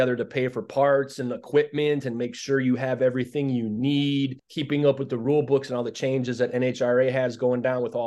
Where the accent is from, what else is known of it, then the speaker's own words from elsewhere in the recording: Chicago, Illinois, United States; my hometown